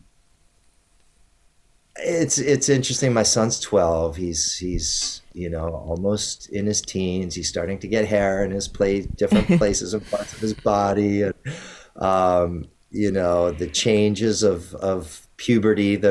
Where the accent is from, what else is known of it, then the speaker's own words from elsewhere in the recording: Maryland, United States; now in California, United States; where I grew up on the East Coast in Maryland